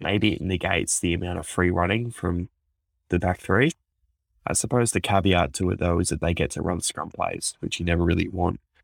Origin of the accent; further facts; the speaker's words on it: Queensland, Australia; as a Queenslander